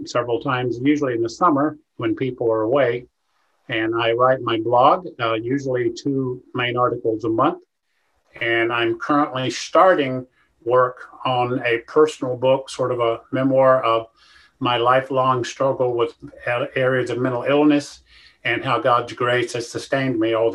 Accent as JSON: {"language": "English", "area": "Rutherford County", "region": "North Carolina", "country": "United States", "tie": "born or raised there", "moved": "as an adult", "lives_now": "Columbia, United States", "said": "I'm from North Carolina, born in Rutherford County, not quite in the mountains, but close."}